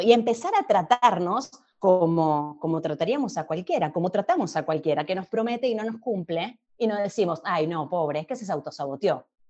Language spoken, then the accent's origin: Spanish; Argentina; Yo soy argentina, viviendo en Argentina.